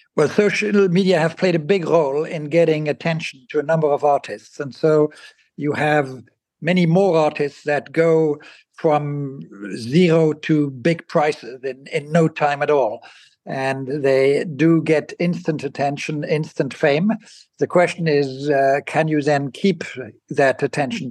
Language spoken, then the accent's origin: English; Basel, Basel-Stadt, Switzerland; moved away; I grew up in Basel in Switzerland